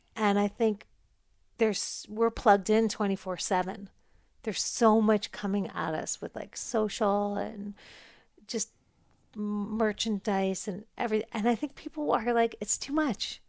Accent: New York, United States; now in Los Angeles, United States; I'm a New Yorker.

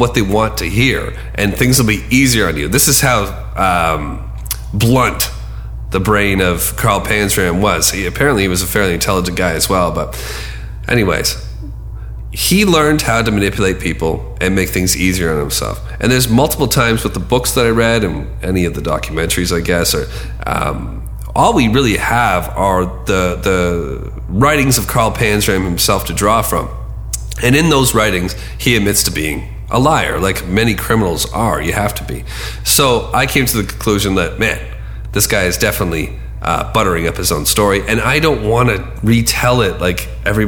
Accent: Canada; accent: Canadian; my Canadian accent

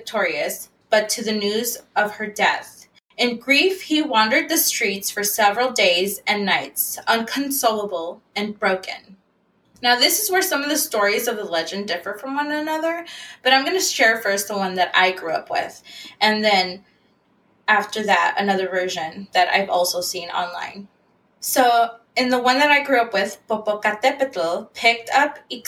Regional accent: San Francisco, California, United States; I grew up in the Mission District in San Francisco

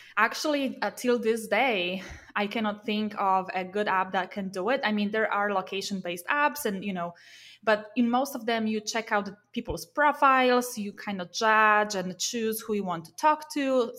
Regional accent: Poland; moved away as an adult; also born or lived in Warsaw, Poland; now in Silicon Valley, United States; I moved from my hometown to Warsaw, you know, in Poland, to the capital of Poland

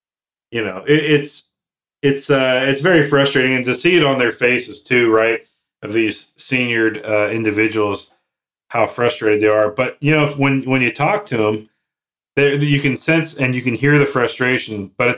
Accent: Texas, United States; My home state where I'm from is Texas.

